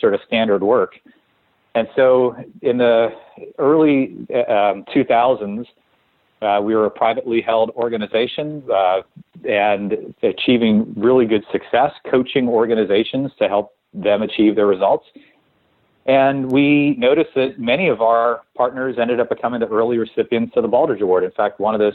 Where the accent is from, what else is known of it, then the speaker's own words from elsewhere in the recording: New Orleans, Louisiana, United States; I grew up in New Orleans